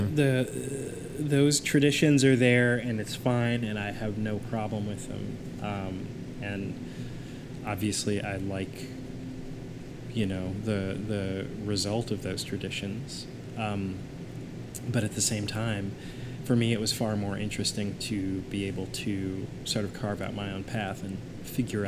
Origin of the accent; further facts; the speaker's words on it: Kansas City, Missouri, United States; moved away; also born or lived in Chicago; I grew up in Kansas City, Missouri